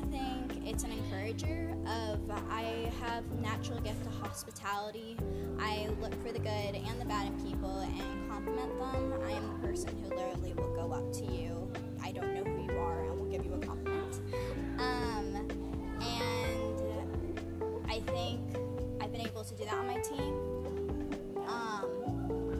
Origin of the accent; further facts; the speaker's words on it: Westfield, Indiana, United States; I'm from Westfield, Indiana, one of the flyover states